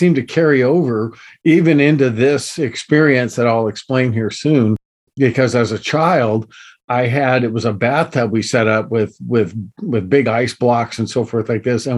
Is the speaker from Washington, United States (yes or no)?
no; Southern California, United States; I grew up here in Southern California